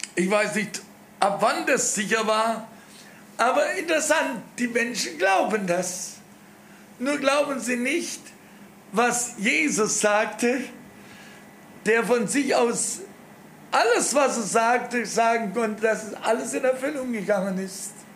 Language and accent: German; Germany; wir noch als Deutsche